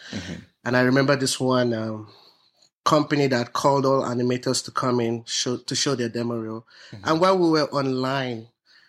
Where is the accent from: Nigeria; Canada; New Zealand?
Nigeria; moved away; I'm Nigerian